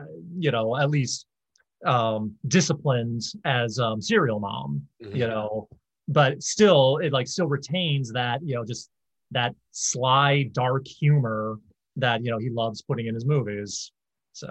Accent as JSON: {"language": "English", "town": "Baltimore", "region": "Maryland", "country": "United States", "tie": "born or raised there", "said": "growing up in Baltimore"}